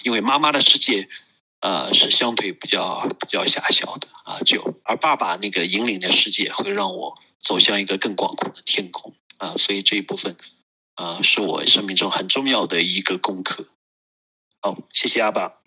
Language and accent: Chinese; Kunming, Yunnan, China; 我是来自于云南昆明，啊，我现在从事个人成长和家庭教育的工作